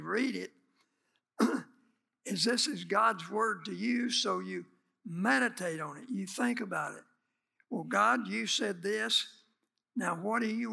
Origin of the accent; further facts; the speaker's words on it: United States; we're from America